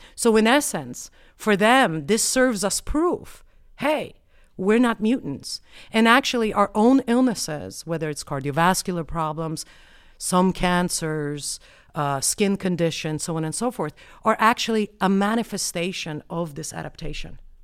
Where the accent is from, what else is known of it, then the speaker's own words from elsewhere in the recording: Colorado, United States; I have a Polish name, but I'm from the United States. And on top of that, I'm from Colorado.